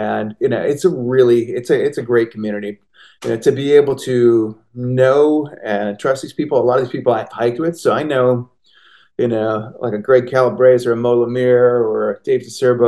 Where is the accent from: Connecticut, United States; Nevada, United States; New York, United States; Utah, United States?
Connecticut, United States; I grew up in Connecticut, but I've been coming up to the Catskills since I was a little kid